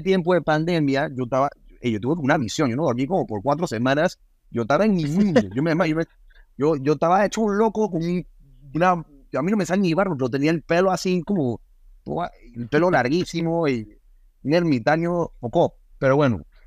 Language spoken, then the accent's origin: Spanish; Panama; moved away; also born or lived in United States; me vine a Panamá, me vine a mi, a, mi tierra